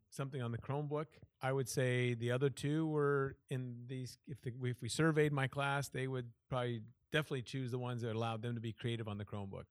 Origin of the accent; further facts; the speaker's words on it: Iowa, United States; moved away as an adult; also born or lived in Washington / Southern California / Chicago area; I was born and raised in Iowa